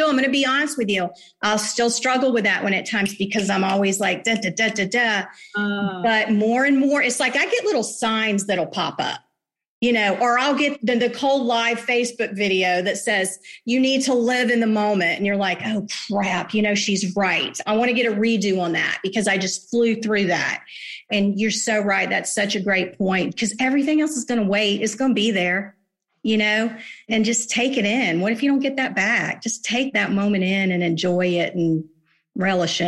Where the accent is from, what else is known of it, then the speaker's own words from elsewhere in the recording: Jacksonville, Florida, United States; I'm a native. I was born in St. Vincent's Hospital, 1966